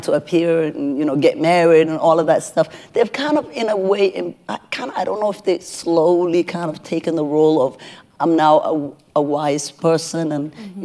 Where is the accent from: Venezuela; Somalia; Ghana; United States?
Somalia; moved away; I'm from Somalia originally